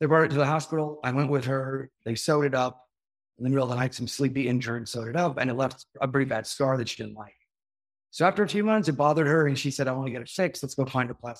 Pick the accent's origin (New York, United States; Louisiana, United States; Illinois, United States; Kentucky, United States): New York, United States; moved away as an adult; also born or lived in Miami, Florida; now in Florida, United States; I grew up in Whatcom County, New York.